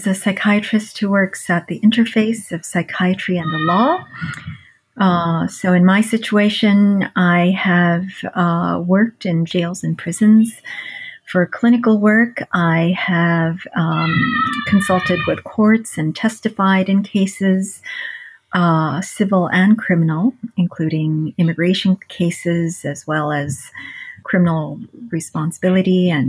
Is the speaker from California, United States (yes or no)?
no; New York City, New York, United States; So I was actually in the inner city during a violent era of New York City.